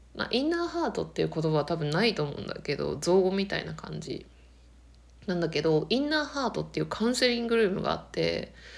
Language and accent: Japanese; Akita, Japan; 秋田が自分の田舎